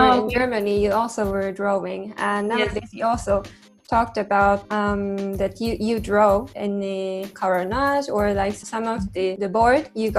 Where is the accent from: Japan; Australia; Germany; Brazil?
Japan; moved away; I'm also from Japan